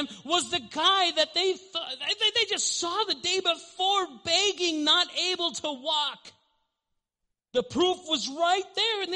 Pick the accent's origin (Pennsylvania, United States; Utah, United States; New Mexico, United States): New Mexico, United States; Albuquerque; I grew up in the South Valley, and I'm no longer there